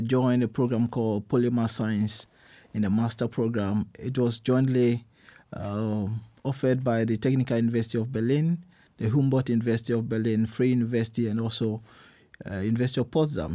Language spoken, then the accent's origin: English; Ghana; moved away as an adult; now in Germany; I'm born in Ghana, I grew up in Ghana